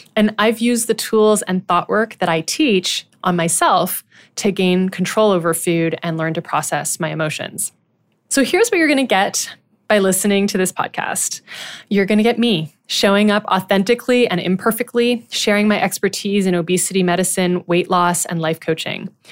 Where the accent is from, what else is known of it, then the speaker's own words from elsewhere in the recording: Ottawa, Ontario, Canada; I was born and raised in Ottawa, Ontario